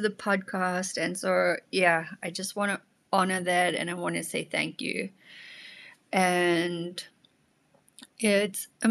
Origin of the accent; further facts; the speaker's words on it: South Africa; now in Germany; My second language is German and also Afrikaans because I come from South Africa